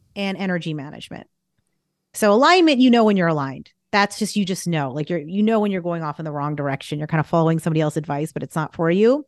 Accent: Boston, Massachusetts, United States; moved away; also born or lived in California; I'm from the Boston area

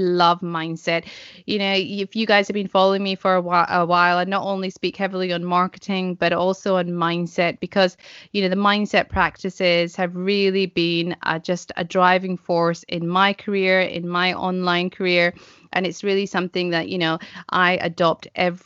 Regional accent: Scotland, United Kingdom; for me personally in Scotland

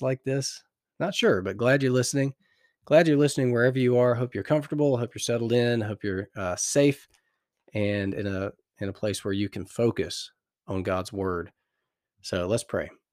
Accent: United States; accent: American; my American accent

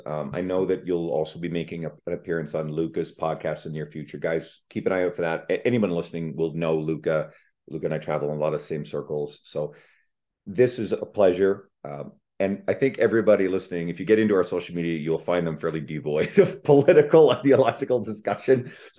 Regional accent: Canada; I'm Canadian.

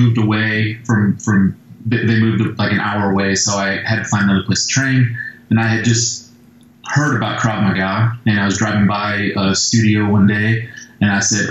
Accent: St. Louis, Missouri, United States; I'm from St. Louis, so I trained with a group of guys, Ron Smith's Muay Thai Academy in St. Louis

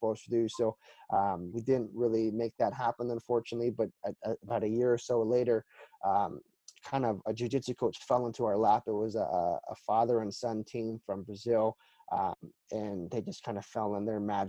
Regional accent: South Korea; moved away; I grew up in Korea

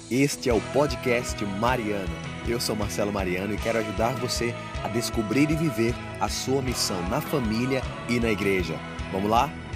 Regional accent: Recife, Pernambuco, Brazil; eu sou de Recife, sou nordestino

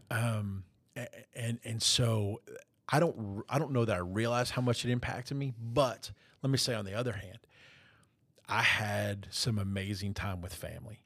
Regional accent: South Florida, United States; growing up in South Florida

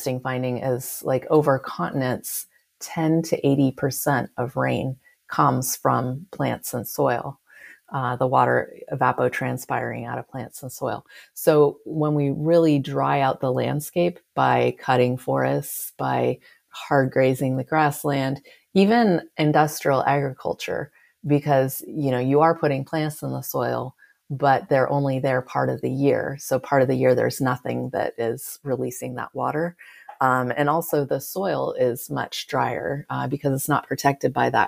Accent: California, United States; I'm from California

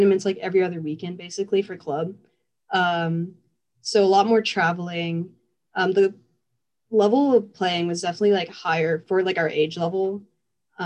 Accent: Torrance, California, United States; I'm from SoCal, Torrance specifically.

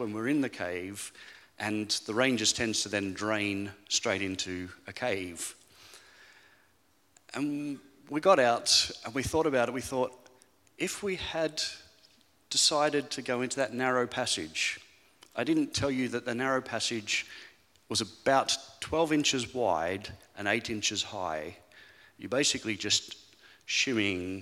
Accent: Australia; moved away as an adult; now in Falkirk, United Kingdom; You'll quickly pick up from my accent that I'm not really a Falkirk local, because originally I'm from Australia, but this is home

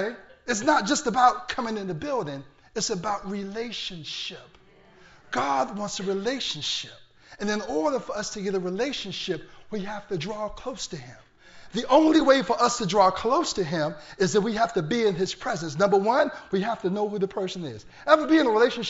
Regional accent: Portsmouth, Virginia, United States; I'm from Portsmouth, Virginia.

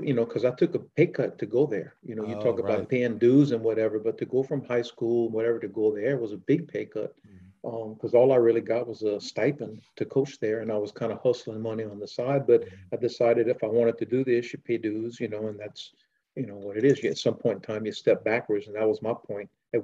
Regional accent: Louisiana, United States; I was from Louisiana

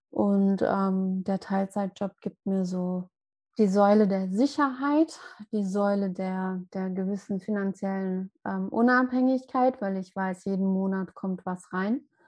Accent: Mainz, Rhineland-Palatinate, Germany; Ich hatte von 2019 bis dieses Jahr März ein ganz kleines eigenes Yoga-Studio in meiner Heimatstadt in Mainz

